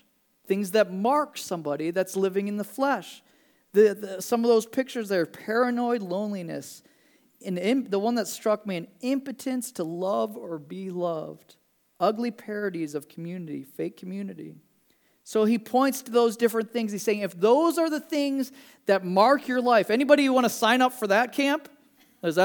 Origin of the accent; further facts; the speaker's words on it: Midwest, United States; And I'm a Midwesterner, and so I'm like, man, this is cool, like orange trees.